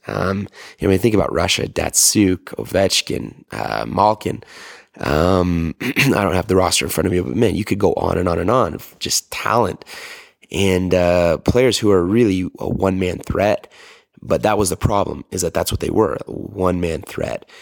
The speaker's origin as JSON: {"language": "English", "country": "Canada", "said": "I am a Canadian boy"}